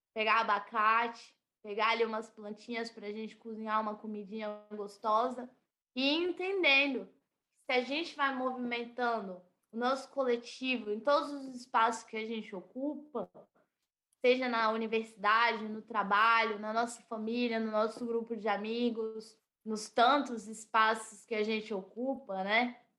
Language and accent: Portuguese; Brasília, Federal District, Brazil; Eu vivo e nasci em Brasília.